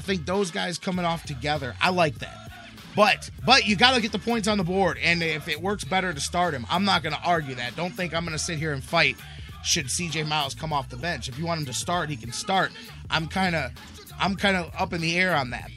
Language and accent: English; Cleveland, Ohio, United States; our thing is how proud we are to be from Cleveland, to be in Cleveland